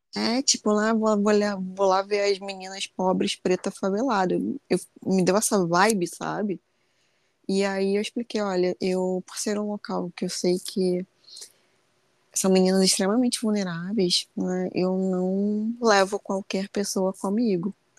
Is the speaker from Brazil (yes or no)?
yes; Rio de Janeiro, Brazil; Sou carioca